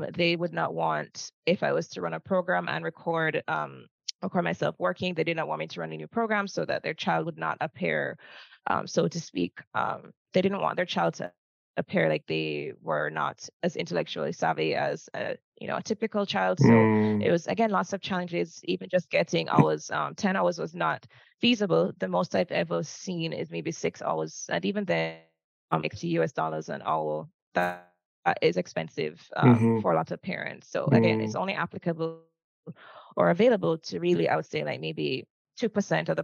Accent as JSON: {"language": "English", "town": "Kingston", "country": "Jamaica", "tie": "born or raised there", "also_born_or_lived": "Florida", "said": "I was born and raised in Kingston, Jamaica, and I'm still in Kingston, Jamaica"}